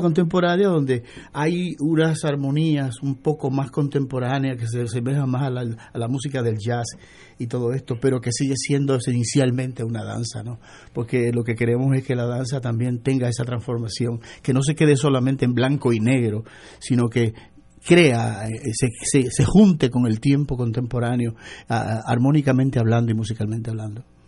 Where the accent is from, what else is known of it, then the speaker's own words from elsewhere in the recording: Puerto Rico; mi identidad, de mi lugar de nacimiento